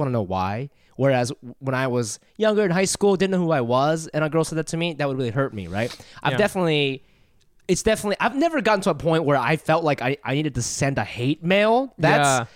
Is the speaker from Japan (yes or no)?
yes; Japan; moved away; I grew up in Japan